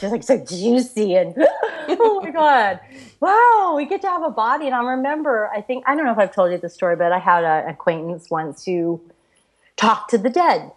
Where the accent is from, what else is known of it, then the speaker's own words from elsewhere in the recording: Florida, United States; I grew up in Florida